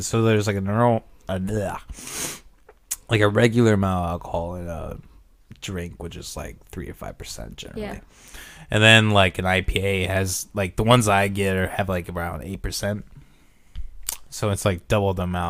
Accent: Orange City, United States; growing up in Orange City

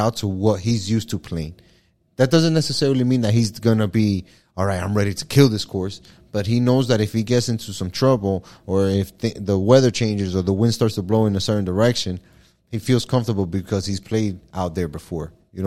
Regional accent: Hialeah, Florida, United States; I'm from Hialeah

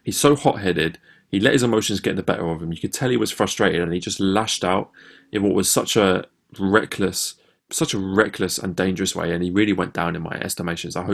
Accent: England, United Kingdom; as English fans

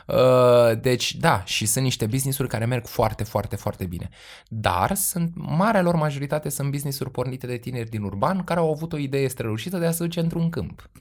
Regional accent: Romania; noi cu toții ca români

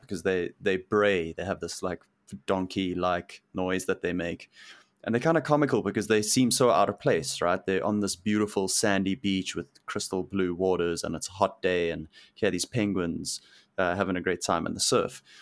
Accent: South Africa; moved away as an adult; now in Vancouver, Canada; growing up in South Africa.

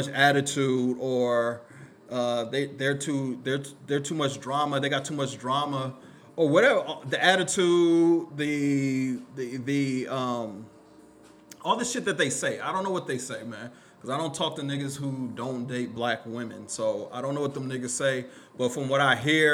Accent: Killeen, Texas, United States; I grew up in Killeen

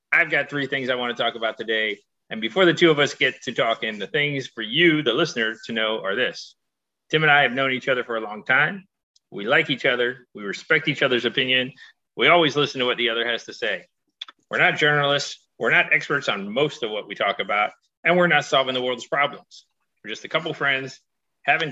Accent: Broward County, South Florida, United States; I grew up in South Florida in Broward County

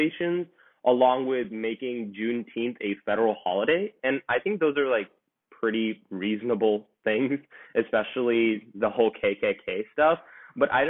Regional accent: St. Louis, Missouri, United States; I'm also from St. Louis, Missouri

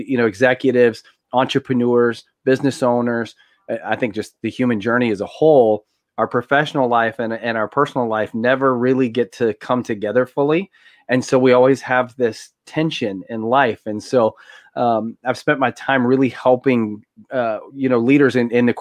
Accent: Tennessee, United States; I grew up here in Tennessee, Southern family, very conservative.

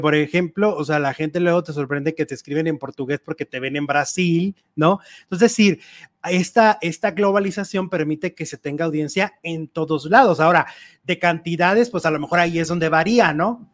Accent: Mexico; nosotros como mexicanos

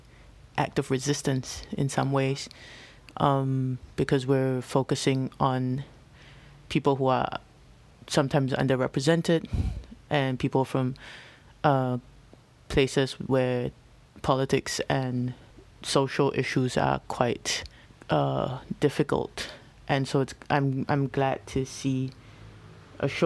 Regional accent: Singapore; now in Taipei, Taiwan; I'm originally from Singapore

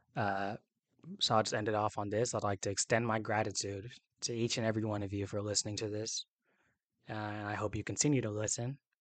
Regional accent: Atlanta, Georgia, United States; I was born and raised in Atlanta, Georgia

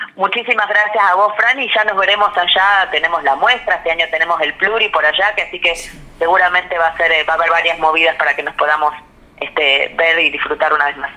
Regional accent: Buenos Aires, Argentina; yo nací acá en, en, Ciudad de Buenos Aires

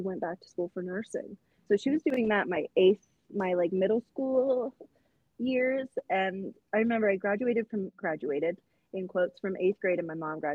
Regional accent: Portland, Oregon, United States; now in Denver, United States; grew up in Portland, Oregon

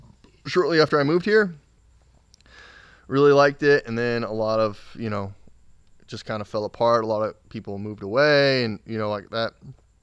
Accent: Jerseyville, Illinois, United States; A small town outside of St. Louis called Jerseyville, Illinois.

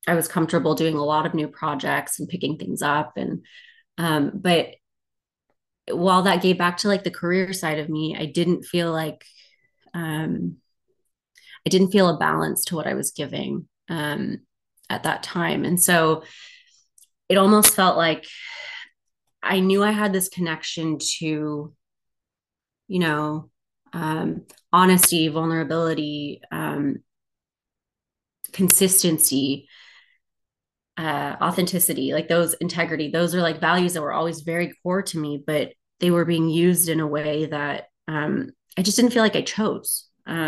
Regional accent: Texas, United States; moved away as an adult; now in Philadelphia, United States; I come from Texas, as Courtney mentioned. I moved here to Philly in 2021

